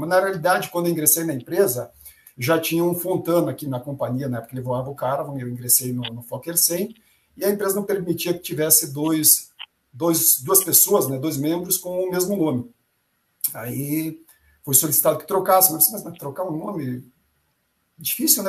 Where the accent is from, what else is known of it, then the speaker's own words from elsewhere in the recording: Charrua, Rio Grande do Sul, Brazil; moved away; also born or lived in Tapejara, Rio Grande do Sul; na cidade de onde eu venho, lá no interior do Rio Grande do Sul, na realidade, onde eu nasci, é essa cidade Tapejara. Mas onde eu vivi se chama Charrua